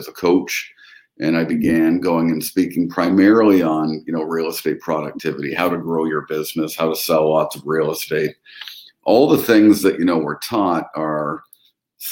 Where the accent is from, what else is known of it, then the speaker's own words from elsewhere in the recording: London, Ontario, Canada; I was born and raised up here in London, Ontario, Canada, which is 90 minutes in between Toronto and Detroit